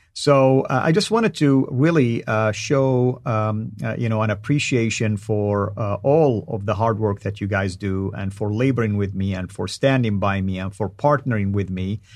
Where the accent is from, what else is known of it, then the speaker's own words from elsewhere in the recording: Saudi Arabia; accent: Saudi; first language Arabic; English is a second language; my native tongue, the Arabic, and specifically in my Saudi tongue